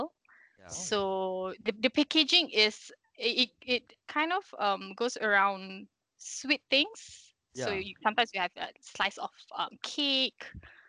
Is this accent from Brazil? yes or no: no; Shah Alam, Selangor, Malaysia; I grew up in Shah Alam, so okay.